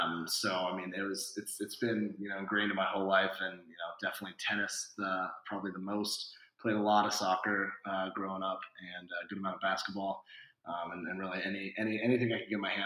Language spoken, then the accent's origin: English; Chico, California, United States; I'm from Chico, California, which is a small town in Northern California. And I thought growing up, my PE background was awesome